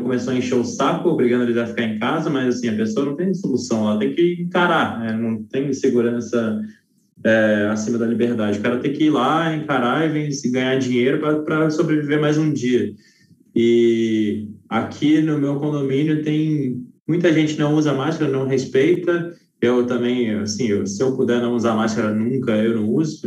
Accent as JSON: {"language": "Portuguese", "region": "Rio de Janeiro", "country": "Brazil", "also_born_or_lived": "São Paulo", "moved": "yes", "lives_now": "interior of São Paulo, Brazil", "said": "Rio de Janeiro, eu sou carioca, eu vou para o Rio, vira e mexe ver a família"}